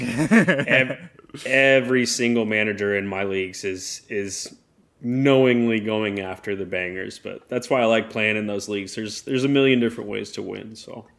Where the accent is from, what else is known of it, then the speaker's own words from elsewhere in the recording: United States; I'm an American and my dad's Canadian